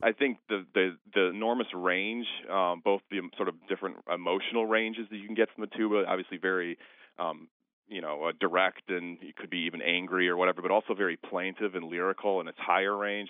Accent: Milwaukee, Wisconsin, United States; I'm from Milwaukee

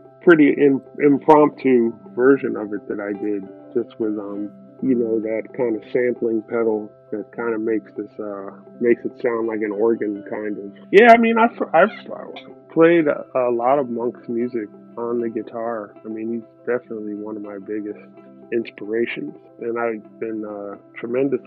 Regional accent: Tidewater, Virginia, United States; there's a town where I grew up in Tidewater, Virginia, Hampton Roads, Virginia

